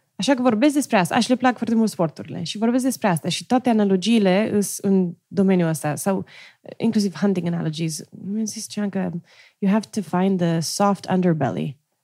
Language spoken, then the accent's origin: Romanian; Romania; moved away as an adult; also born or lived in Stanford, United States / Silicon Valley, United States; now in United States; eu, crescând în România